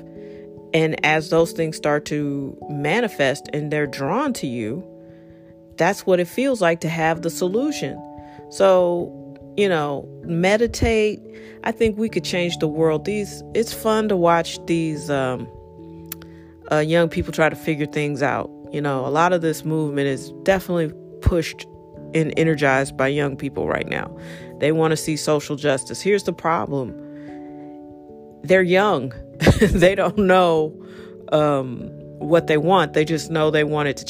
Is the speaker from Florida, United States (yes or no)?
no; St. Louis, Missouri, United States; I'm from here